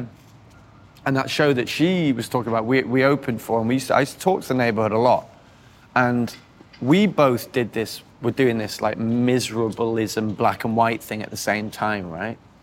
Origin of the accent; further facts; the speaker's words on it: North East England, United Kingdom; moved away; also born or lived in Cheshire; I grew up in the Northeast and then moved to the Northwest.